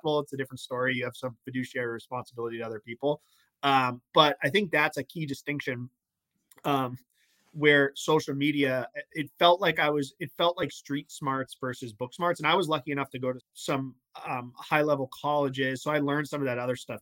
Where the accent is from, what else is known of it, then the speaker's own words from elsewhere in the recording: Massachusetts, United States; I'm from Mass